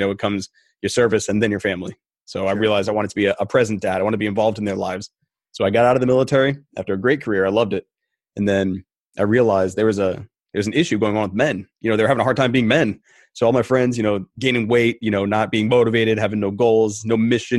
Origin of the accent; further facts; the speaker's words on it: Rhode Island, United States; Originally, I'm from New England. Okay. Yeah, I'm a Rhode Islander. And then I bounced around the country and I came back to Rhode Island.